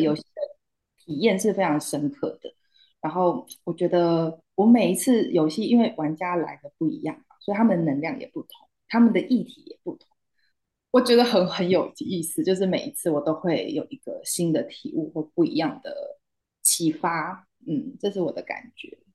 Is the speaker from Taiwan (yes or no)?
yes; Taiwan; also born or lived in Hangzhou, China; 我是台湾人